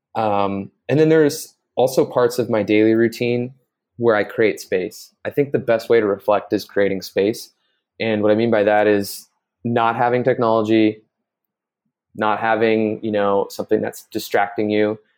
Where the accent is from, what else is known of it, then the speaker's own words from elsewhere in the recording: Bay Area, between San Jose and Oakland, California, United States; moved away as an adult; also born or lived in Playa del Carmen, Mexico; now in Mexico; I grew up in the Bay Area in, uh, in between San Jose and Oakland